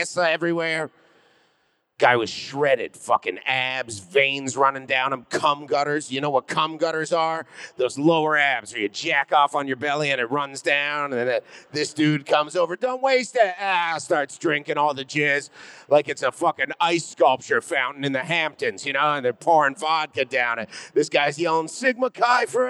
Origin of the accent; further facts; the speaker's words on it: Canada; now in New York City, United States; I'm originally from Canada.